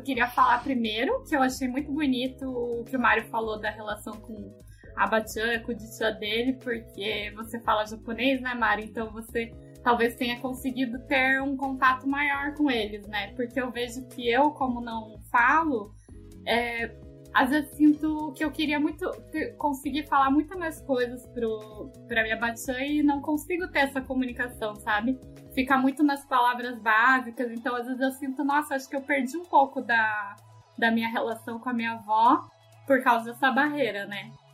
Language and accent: Portuguese; Brazil; a gente é brasileiro também, né? A gente é brasileiro, na verdade